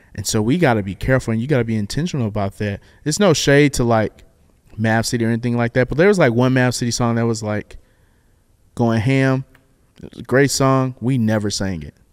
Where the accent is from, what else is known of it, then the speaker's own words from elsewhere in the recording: the South, United States; I'm black and I'm from the South